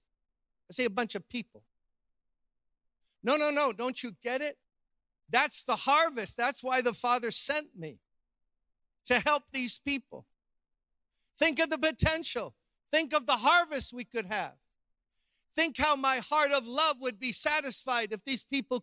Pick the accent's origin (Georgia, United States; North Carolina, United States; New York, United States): New York, United States; New York City; I grew up middle class in Brooklyn, New York